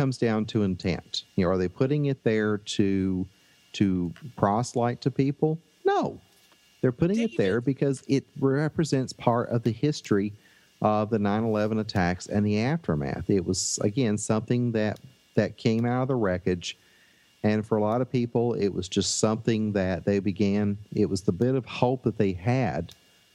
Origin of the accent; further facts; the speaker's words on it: Tennessee, United States; accent: Southern; I am from Tennessee